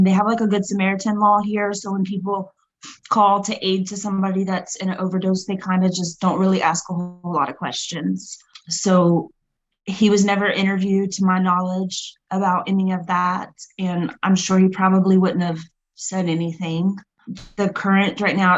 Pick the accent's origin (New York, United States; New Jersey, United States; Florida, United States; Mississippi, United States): Florida, United States; now in Lafayette, United States; I grew up in Florida years ago